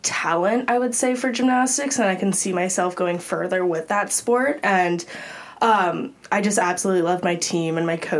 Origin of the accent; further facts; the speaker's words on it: Los Altos, California, United States; also born or lived in Pasadena, California; I'm originally from Los Altos, California, so still in the Bay Area, stayed close to home for college